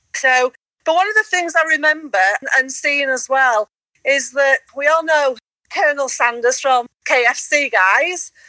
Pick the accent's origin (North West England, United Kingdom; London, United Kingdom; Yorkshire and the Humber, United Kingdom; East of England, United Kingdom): Yorkshire and the Humber, United Kingdom; accent: Yorkshire; I don't like my Yorkshire accent, which that's me, I'm Yorkshire accent